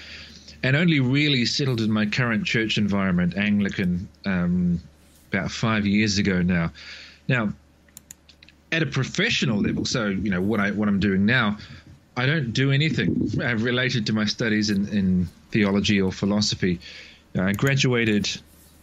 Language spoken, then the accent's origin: English; New Zealand; I was raised in the Catholic Church until my early teens in a small town in New Zealand